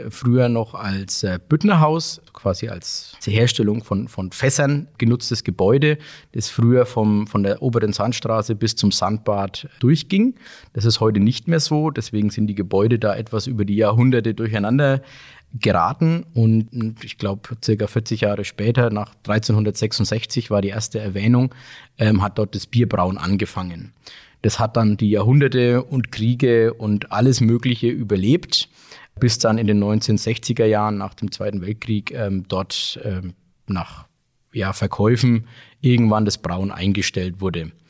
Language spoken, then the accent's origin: German; Bamberg, Bavaria, Germany; bin auch gebürtiger Bamberger, wohne in Bamberg und liebe Bamberg und Bier